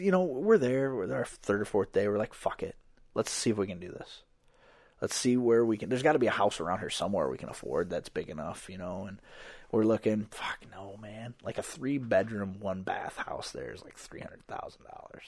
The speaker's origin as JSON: {"language": "English", "region": "Iowa", "country": "United States", "said": "we're from Iowa."}